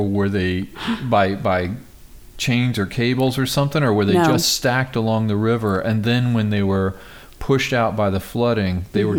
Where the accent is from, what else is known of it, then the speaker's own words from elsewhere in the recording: United States; I grew up near Kansas City